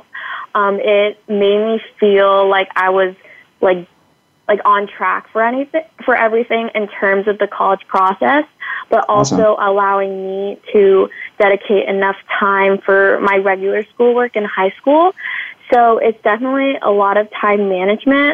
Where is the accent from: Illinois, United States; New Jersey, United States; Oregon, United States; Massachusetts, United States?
Massachusetts, United States; Acton; I grew up in Acton, Massachusetts